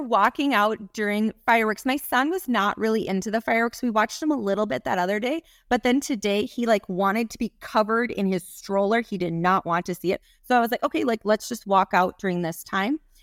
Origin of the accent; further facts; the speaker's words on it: Minneapolis, Minnesota, United States; I'm from the Twin Cities, so I've run the Twin Cities Marathon.